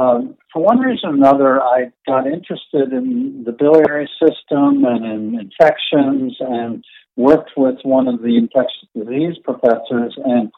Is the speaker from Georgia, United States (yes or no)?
no; New Jersey, United States; moved away; also born or lived in upstate New York; Both my wife Betty and I grew up in North Jersey, about 25 miles from Manhattan.